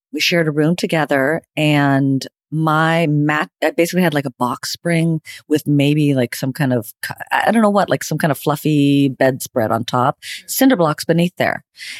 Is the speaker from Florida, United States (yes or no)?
yes; Panama City Beach, Florida, United States; also born or lived in Madrid, Spain; I was born in Madrid, Spain. I'm a citizen of the world. And yet I was raised in Florida, Panama City Beach, the spring break capital of the world.